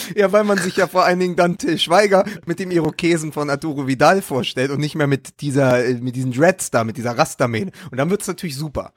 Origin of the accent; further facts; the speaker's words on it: Berlin, Germany; das weiß ich als Berliner